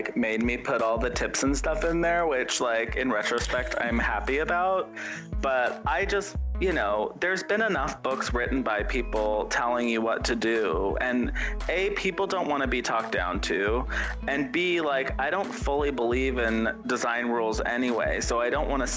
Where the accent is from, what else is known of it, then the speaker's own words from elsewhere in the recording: Yosemite National Park, California, United States; now in Los Angeles, United States; I grew up in Yosemite National Park